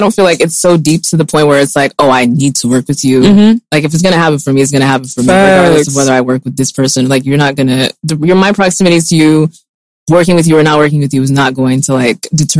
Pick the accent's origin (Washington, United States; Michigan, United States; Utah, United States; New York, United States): Utah, United States; I'm from Utah because my parents are, they're from Côte d'Ivoire and they had friends, and the same story every single day.